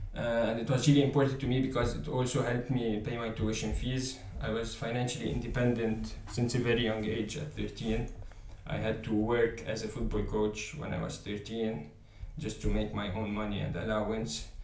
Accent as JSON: {"language": "English", "country": "Lebanon", "moved": "as an adult", "lives_now": "Paris, France", "said": "I come from uh, Lebanon"}